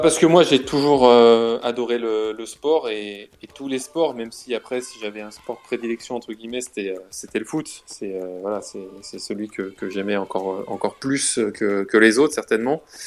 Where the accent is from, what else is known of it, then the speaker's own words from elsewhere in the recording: Lyon, Auvergne-Rhône-Alpes, France; je suis né à Lyon, comme tu l'as dit. Je, j'ai jamais, euh, j'ai toujours euh, grandi, j'ai toujours habité à Lyon